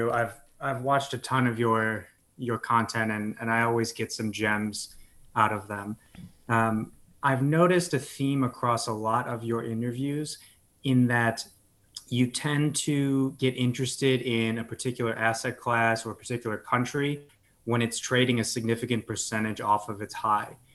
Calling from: Chicago, Illinois, United States; I am in Chicago right now.

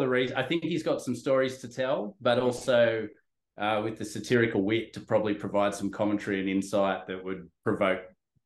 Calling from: Sydney, New South Wales, Australia; I'm phoning in from Sydney, Australia.

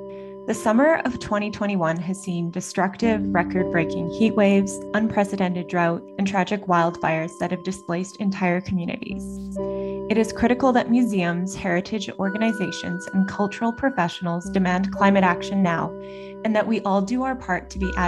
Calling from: Edmonton, Alberta, Canada; I'm the BCMA's Digital Engagement Specialist, and I'm joining from Amiskwichi Wiskayagan on Treaty 6 territory, colonially known as Edmonton, Alberta.

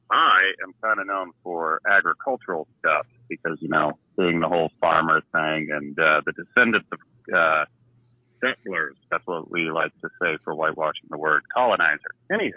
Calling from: Nebraska, United States; Hey, it is … from the great state of Nebraska.

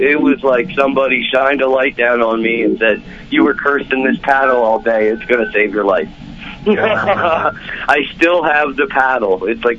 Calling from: Briningsville, Pennsylvania, United States; from Briningsville, PA.

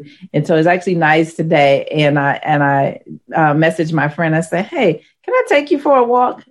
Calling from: Clinton Township, Michigan, United States; I am in Michigan, Clinton Township, Michigan.

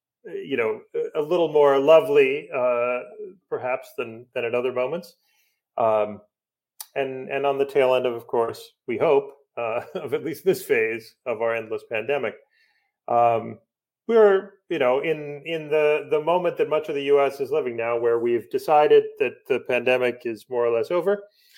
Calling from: Storrs, Connecticut, United States; So I'm calling from Storrs, Connecticut, the campus of the University of Connecticut, snowbound, which feels a little bit like Narnia right now.

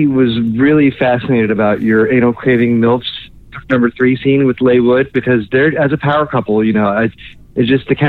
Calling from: Orlando, Florida, United States; Hello, everyone. … I'm calling in from Orlando, Florida.

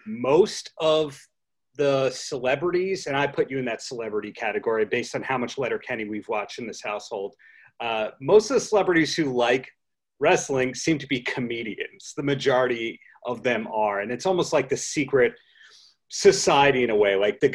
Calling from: New York, United States; I'm dialing from Long Island, New York.

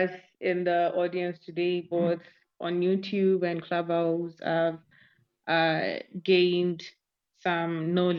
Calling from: Nairobi, Kenya; I'm speaking from Nairobi, Kenya.

